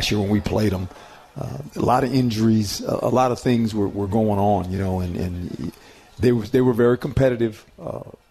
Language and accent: English; West Coast, United States; moved away; I'm from the West Coast